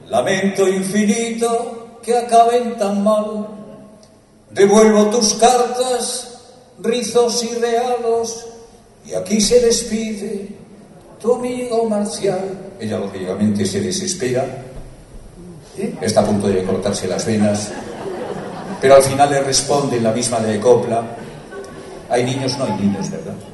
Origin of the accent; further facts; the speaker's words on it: Castile and León, Spain